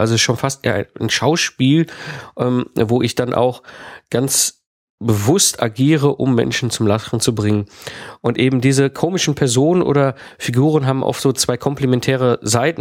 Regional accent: Germany; also born or lived in France; als deutscher Speaker zum Beispiel nach Frankreich gehe und ich habe dort ja auch eine Zeit lang gelebt in Frankreich

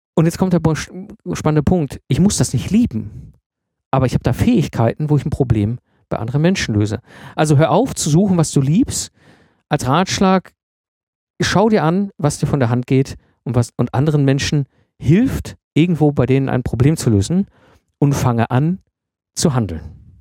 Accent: the Ruhr area, North Rhine-Westphalia, Germany; meiner Zeit als Jugendlicher im Pott, als ich in den 90er Jahren groß geworden bin

